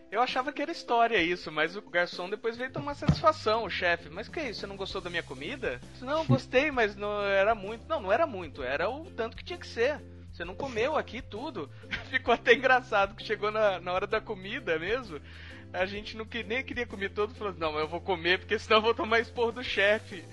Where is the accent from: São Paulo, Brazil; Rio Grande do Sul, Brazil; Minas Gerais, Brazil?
Minas Gerais, Brazil; eu, como bom mineiro